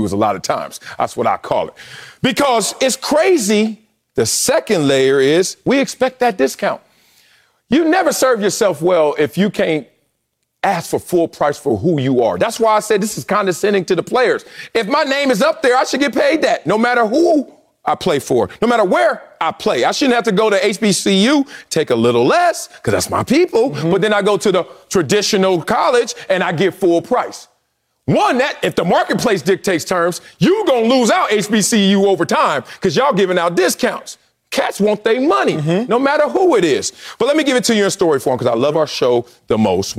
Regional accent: Compton, California, United States; I grew up in Compton.

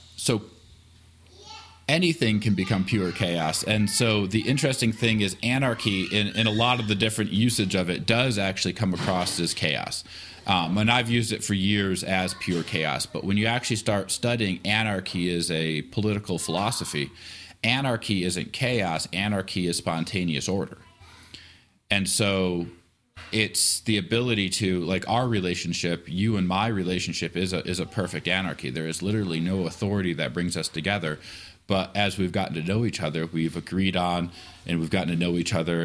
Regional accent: Atlanta, Michigan, United States; moved away; I am from Michigan, a small town called Atlanta, Michigan, um, about an hour south of the bridge

